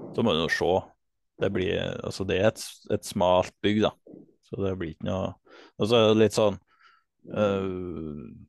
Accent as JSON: {"language": "Norwegian", "town": "Namdalseid", "region": "Trøndelag", "country": "Norway", "tie": "born or raised there", "said": "jeg kommer fra Namdalseid og bor nå på heimgården min, som jeg har tatt over i lag med familien min"}